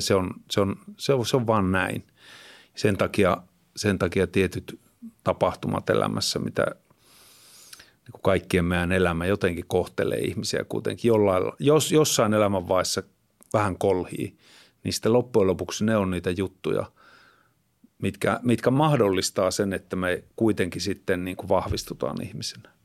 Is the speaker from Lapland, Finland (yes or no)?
yes; Kittilä, Lapland, Finland; moved away; asun, asuin nuoruuteni siellä Kittilässä